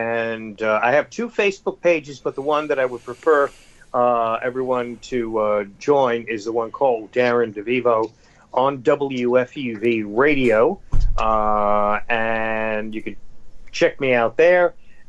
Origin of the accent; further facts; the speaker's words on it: New York City, New York, United States; accent: Bronx; moved away; I'm from the Bronx originally, Ken. So the Bronx accent and the Scottish accent are very similar.